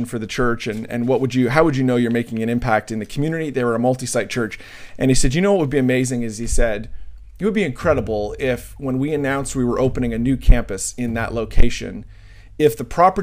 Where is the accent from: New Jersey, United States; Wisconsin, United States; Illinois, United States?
New Jersey, United States; I'm from Jersey